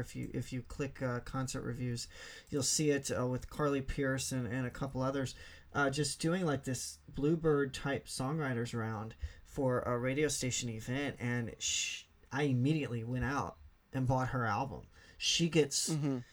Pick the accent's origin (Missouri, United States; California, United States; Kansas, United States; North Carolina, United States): Missouri, United States; Southeast; I'm from Southeast Missouri, so um, eh, some people call me redneck.